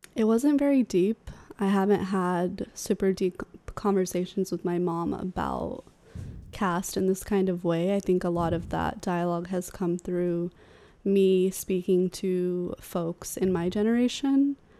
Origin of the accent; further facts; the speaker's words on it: Sacramento, California, United States; I grew up in Sacramento, in California